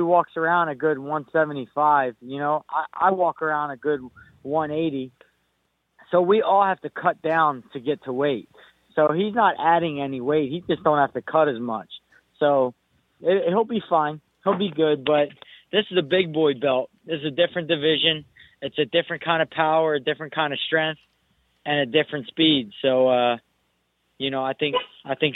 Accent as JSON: {"language": "English", "country": "United States", "said": "I'm Puerto Rican, but the fact remains, I'm from America, and I'm American"}